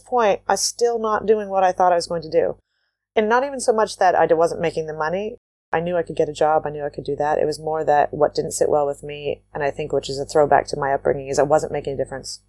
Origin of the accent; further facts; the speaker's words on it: Waterloo, Ontario, Canada; also born or lived in New Zealand; I come from Waterloo, Ontario, Canada, which is a, it's a city with agriculture right outside of it. And I grew up on an organic farm